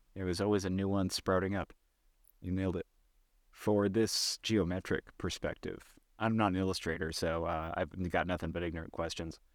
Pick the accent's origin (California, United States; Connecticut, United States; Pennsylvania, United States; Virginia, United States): California, United States; now in New York, United States; I'm from California and I live in New York now